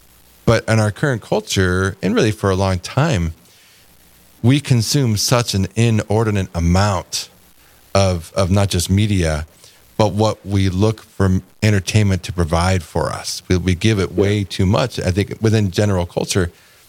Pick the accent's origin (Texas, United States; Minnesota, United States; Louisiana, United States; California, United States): California, United States; now in Fargo, United States; So I'm originally from California, so that's one of the things that I actually love about being in the Midwest